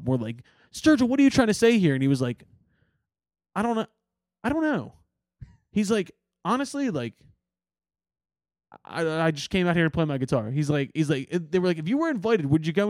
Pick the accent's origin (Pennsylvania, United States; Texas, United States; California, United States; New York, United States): Pennsylvania, United States; Philadelphia; I'm from Northeast Philly